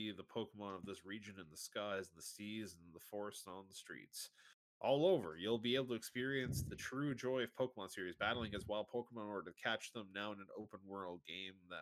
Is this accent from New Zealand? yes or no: no; Canada; My family's been in Canada for tons and tons of years